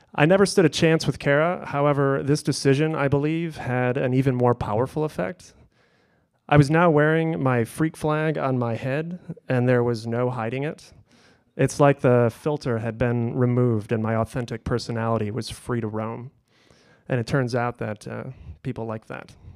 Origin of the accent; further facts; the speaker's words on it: Kalamazoo, Michigan, United States; all of Kalamazoo felt like my playground